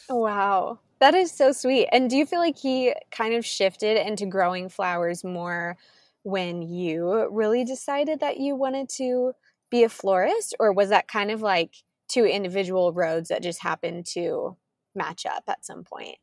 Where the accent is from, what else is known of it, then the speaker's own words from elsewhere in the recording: Kansas, United States; moved away; I am originally from Kansas. We're moving back there this fall